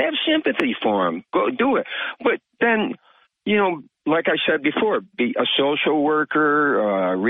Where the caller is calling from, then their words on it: Vestal, New York, United States; from Vestal, Bob.